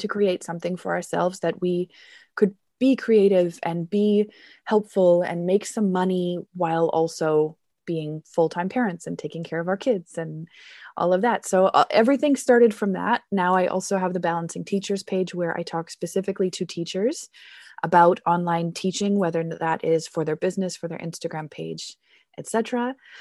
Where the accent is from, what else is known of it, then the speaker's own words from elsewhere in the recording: Canada; now in Germany; I am a Canadian teacher. I teach business English here in Germany.